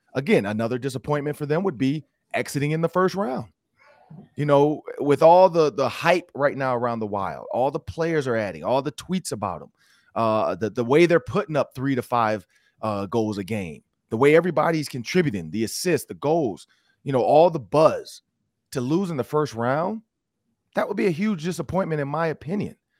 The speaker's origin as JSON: {"language": "English", "town": "Detroit", "region": "Michigan", "country": "United States", "moved": "as an adult", "lives_now": "Minnesota, United States", "said": "I'm from Detroit"}